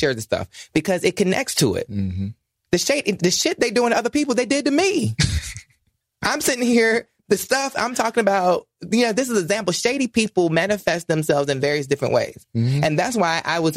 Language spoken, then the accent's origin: English; North Carolina, United States; I'm from North Carolina